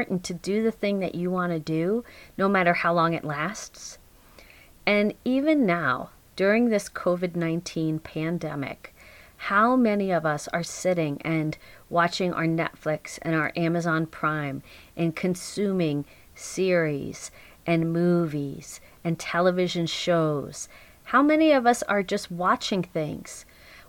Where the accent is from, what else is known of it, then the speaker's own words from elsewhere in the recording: Long Island, New York, United States; now in Garrison, New York, United States; I grew up on Long Island